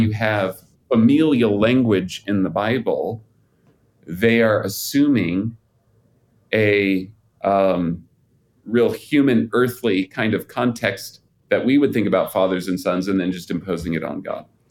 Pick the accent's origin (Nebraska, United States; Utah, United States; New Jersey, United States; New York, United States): Utah, United States; I'm out here in Utah. I grew up in Utah.